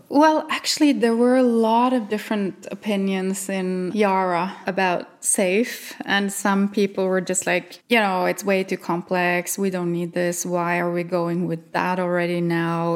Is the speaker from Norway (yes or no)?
yes; Norway; English is a second language; I'm from Norway